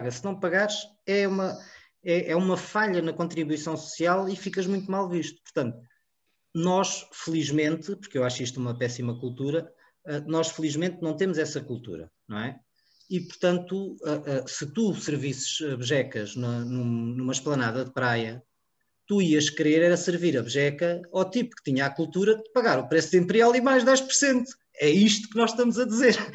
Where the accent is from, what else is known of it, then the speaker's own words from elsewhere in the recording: Portugal; eu sou português. Eu não sou alemão nem inglês.